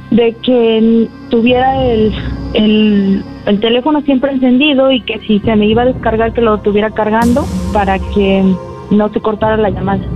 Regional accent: Tlaltenango, Mexico; me sacaron de aquí, de mi pueblo

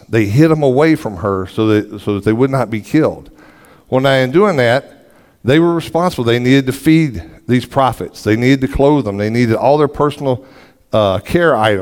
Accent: the South, United States; I'm from the South, in case you couldn't tell by the way I talk

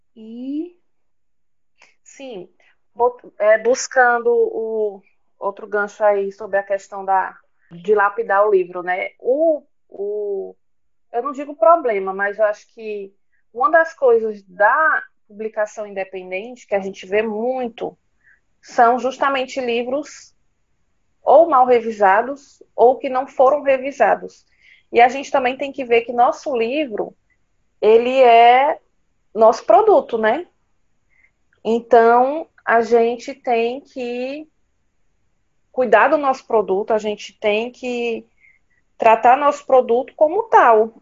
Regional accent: Northeast Region, Brazil; eu sou brasileira, eu sou nordestina

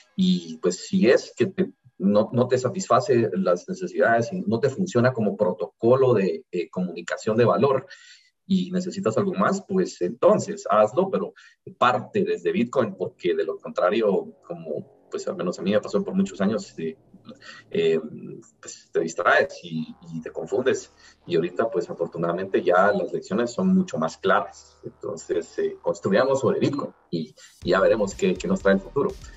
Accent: Guatemala; yo soy emprendedor guatemalteco, millennial

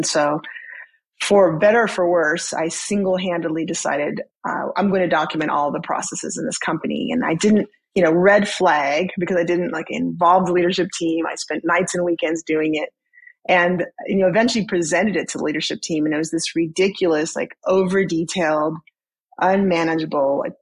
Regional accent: Southern California, United States; I grew up in Southern California

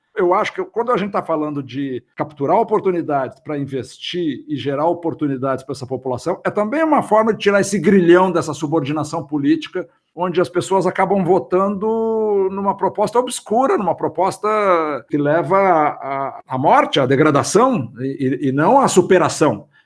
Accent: Brazil; como brasileiro

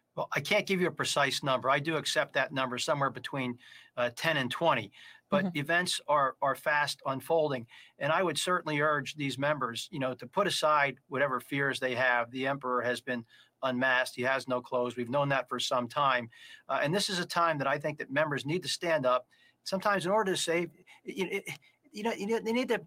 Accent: Allentown, Pennsylvania, United States; my hometown of Allentown, Pennsylvania

